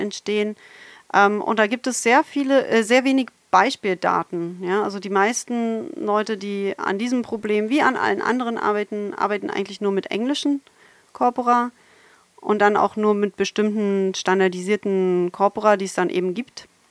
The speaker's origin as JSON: {"language": "German", "region": "Berlin", "country": "Germany", "tie": "born or raised there", "also_born_or_lived": "Halle an der Saale / Saarbrücken / Potsdam / Konstanz", "moved": "as an adult", "lives_now": "Bochum, Germany", "said": "ich komme eigentlich aus Berlin"}